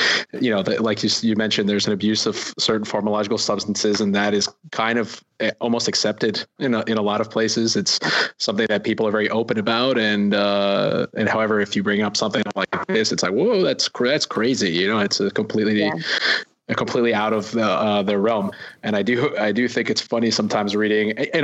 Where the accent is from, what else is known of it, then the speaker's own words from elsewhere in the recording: New York City, New York, United States; now in New York City, United States; I grew up in New York City, but then I left for a long time